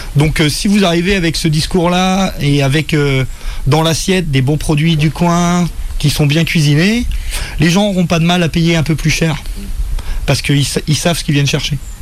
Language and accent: French; Saint-Malo, Brittany, France; moved away as an adult; also born or lived in England / Angers; j'ai eu mon premier poste dans ma ville natale